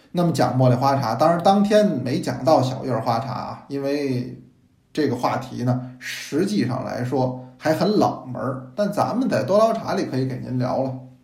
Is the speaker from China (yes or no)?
yes; Beijing, China; accent: Beijing dialect; 那完全是北京话